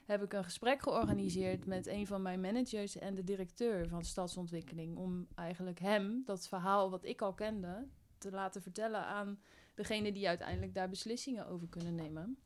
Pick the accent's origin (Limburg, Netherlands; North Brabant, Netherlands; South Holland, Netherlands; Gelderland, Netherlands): South Holland, Netherlands; Spijkenisse; moved away as an adult; now in Utrecht, Netherlands; En ik kom oorspronkelijk uit Spijkenisse.